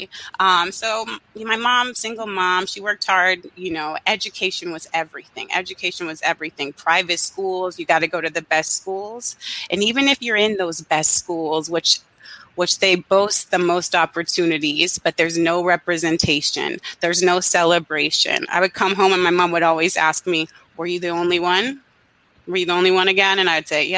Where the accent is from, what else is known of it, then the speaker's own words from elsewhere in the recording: Charleston, South Carolina, United States; I'm originally from Charleston, South Carolina. And as a child, I had the opportunity to participate with Wings for Girls